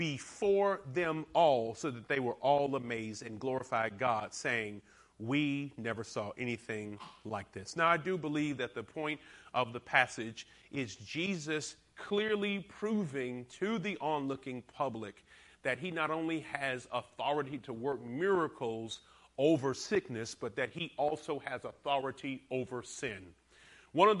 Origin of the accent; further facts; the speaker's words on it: the South, United States; also born or lived in Alabama / Georgia; I'm from the South, so I say paralytic, but I've been not corrected. I have been exhorted by some of my church to say paralytic. But I still stay with paralytic. It just sounds better being from Alabama and Georgia.